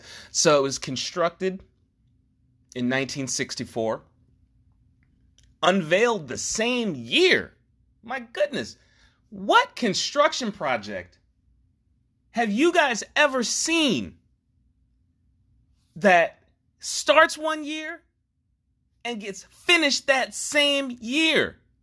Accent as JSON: {"language": "English", "town": "Newark", "region": "New Jersey", "country": "United States", "tie": "born or raised there", "said": "I grew up in Essex County, Newark specifically, Newark, New Jersey, and Union is kind of a hop, skip, and a jump away."}